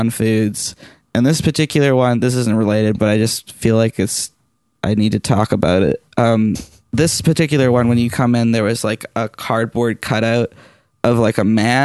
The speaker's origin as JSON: {"language": "English", "town": "Comox", "region": "British Columbia", "country": "Canada", "tie": "born or raised there", "also_born_or_lived": "Powell River", "said": "I moved from home from Comox, and I lived in Powell River"}